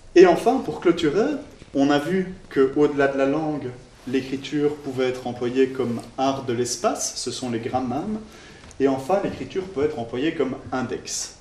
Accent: Belgium; en tant que bon belge

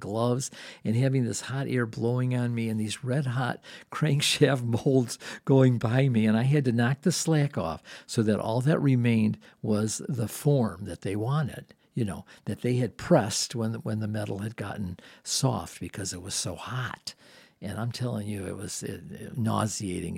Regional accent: Dearborn, Michigan, United States; I grew up in Dearborn.

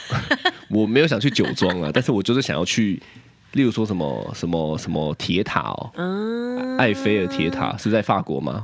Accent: Taipei, Taiwan; 我是台北人

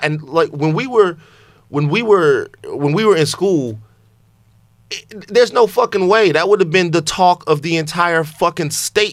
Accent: Louisiana, United States; I'm from Louisiana

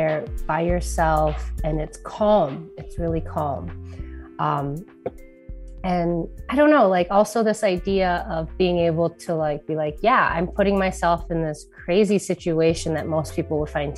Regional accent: Minneapolis, Minnesota, United States; I grew up in Minneapolis not knowing about this place for almost, you know, 27 years

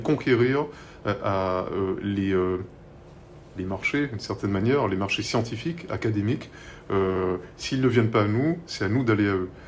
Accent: Martinique; des gens qui, euh, qui sont des, compatriotes, hein, des Martiniquais

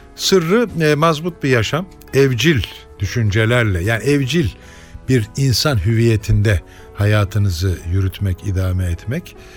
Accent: Turkey; Bu ülkede doğdum

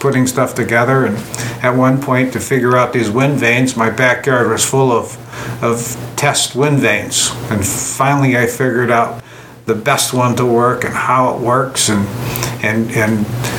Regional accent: Hartford, Connecticut, United States; Yeah, born in Hartford, Connecticut.

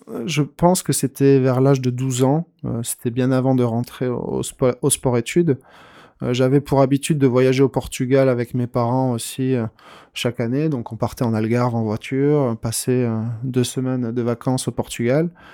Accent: Tarnos, Nouvelle-Aquitaine, France; now in Anglet, France; à Tarnos, moi, j'ai fait mes, premières armes

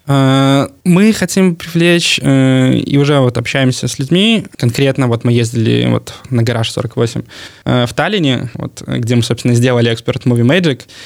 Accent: Belarus; я вот с Беларуси, у меня там продакшн

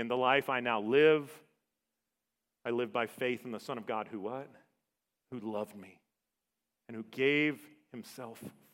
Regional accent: Savannah, Georgia, United States; moved away; I grew up in Savannah.

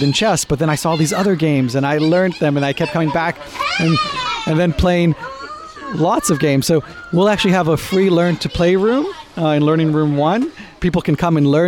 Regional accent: United States; accent: American; also born or lived in Israel; now in United Kingdom; Way before I moved here, as you can tell by my accent, I'm American, Israeli-American.

